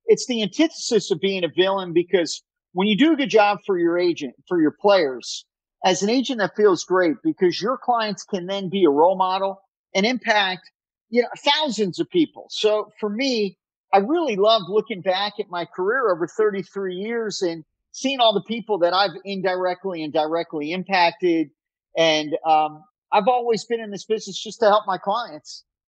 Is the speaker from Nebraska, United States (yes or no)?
no; Miami, Florida, United States; Growing up in Miami, I didn't get married till my mid-40s.